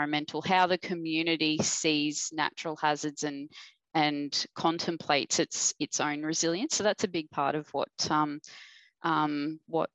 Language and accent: English; Victoria, Australia; moved away; I am originally from Victoria